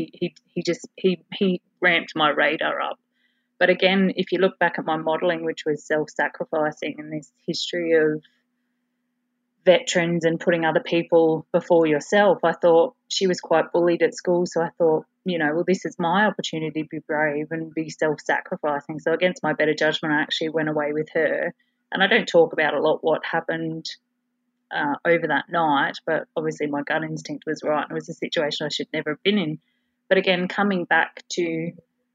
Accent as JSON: {"language": "English", "town": "Adelaide", "region": "South Australia", "country": "Australia", "tie": "born or raised there", "said": "So I was born in Adelaide, South Australia, into a very regimented, and what I now realise is a pattern of self-sacrifice family"}